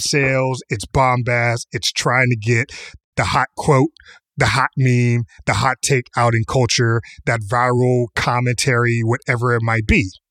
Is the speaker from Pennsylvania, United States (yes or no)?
yes; Pittsburgh, Pennsylvania, United States; Kamau and I grew up in Pittsburgh